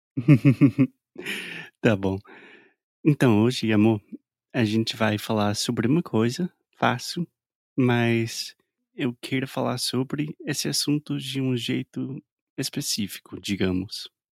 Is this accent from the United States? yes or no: yes; United States; Portuguese is a second language; I'm an American learning Brazilian Portuguese